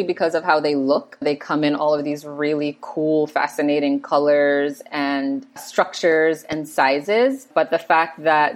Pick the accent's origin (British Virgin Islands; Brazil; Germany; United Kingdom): British Virgin Islands; Road Town; also born or lived in St. Thomas, U.S. Virgin Islands; So I am originally from the Virgin Islands, born in St. Thomas, which is U.S. Virgin Islands, but most of my family is from Tortola, British Virgin Islands. So I spent a lot of my childhood in Tortola growing up